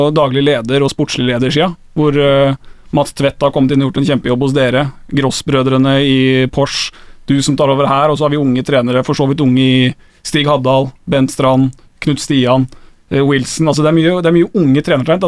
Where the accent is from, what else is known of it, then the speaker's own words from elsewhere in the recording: Skien, Telemark, Norway; Jeg er fra Skien